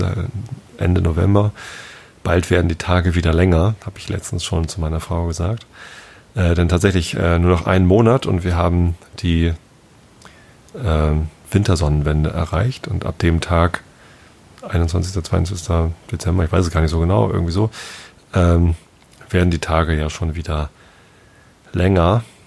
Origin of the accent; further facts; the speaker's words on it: Northern Germany, Germany; als Norddeutscher